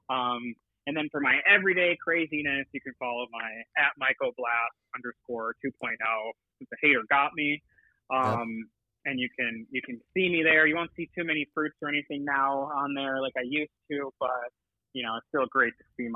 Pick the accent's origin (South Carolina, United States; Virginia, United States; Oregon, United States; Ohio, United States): Ohio, United States; now in California, United States; I'm originally from Ohio. I'm not from California